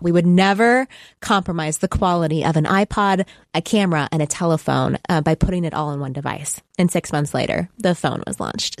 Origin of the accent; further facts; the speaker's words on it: Texas, United States; moved away; I'm from Texas